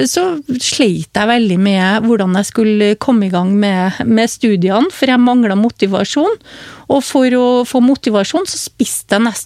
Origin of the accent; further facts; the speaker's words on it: Hummelvika, Trøndelag, Norway; Altså nå, Jeg kommer jo fra Trøndelag, som du hører, fra Hummelvika. Og jeg vokste jo opp med et liv, familieliv uten sukker.